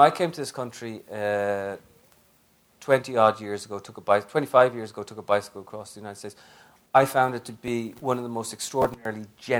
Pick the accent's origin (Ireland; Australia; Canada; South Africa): Ireland; now in United States; are you American now, without being able to answer yes, but I'm Irish too